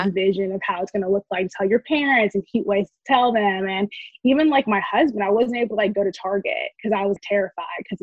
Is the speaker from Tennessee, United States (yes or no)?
yes; Knoxville, Tennessee, United States; my husband and I are 28 and we're both from Knoxville